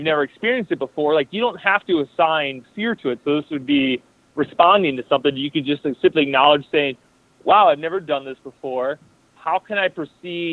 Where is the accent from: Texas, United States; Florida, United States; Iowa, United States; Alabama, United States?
Iowa, United States; I'm from Iowa